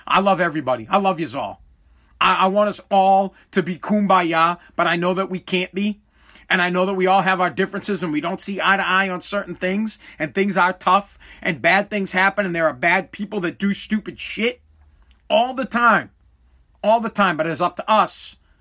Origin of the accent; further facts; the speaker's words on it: United States; I'm American